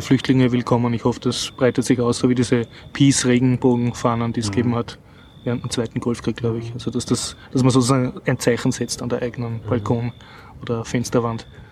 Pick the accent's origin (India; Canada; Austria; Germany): Austria; als Österreicher